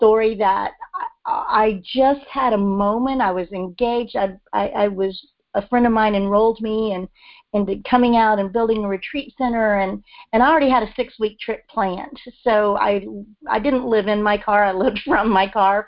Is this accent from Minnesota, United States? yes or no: no; Texas, United States; now in Memphis, United States; I'm from Texas